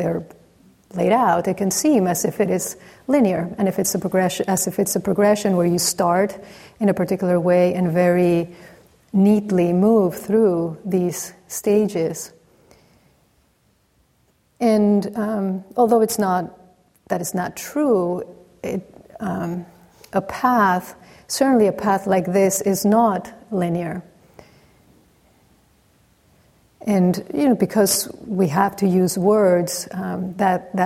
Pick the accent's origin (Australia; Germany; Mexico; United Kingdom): Mexico; growing up in Mexico, where really every corner there's a church